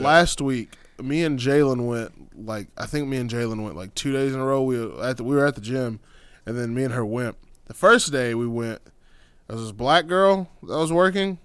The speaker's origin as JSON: {"language": "English", "region": "Texas", "country": "United States", "said": "I'm from Texas"}